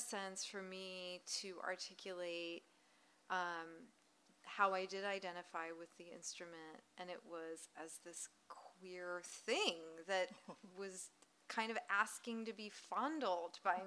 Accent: the South, United States; I grew up in the South. I grew up in an immigrant family

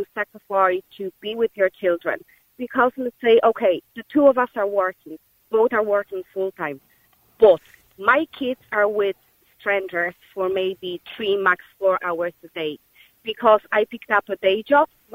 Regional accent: Poland; now in Ireland; I'm originally from Poland

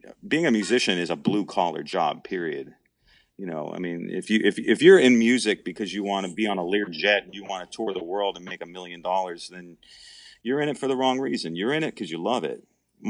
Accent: Wilkes-Barre, Pennsylvania, United States; She's from the Allentown area, and I'm from Wilkes-Barre.

